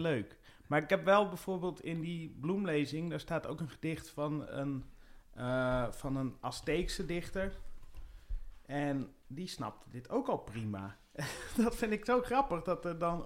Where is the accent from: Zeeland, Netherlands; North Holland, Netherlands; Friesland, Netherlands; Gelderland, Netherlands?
Friesland, Netherlands; IJsbrechtum; moved away; in Friesland, waar ik ben opgegroeid.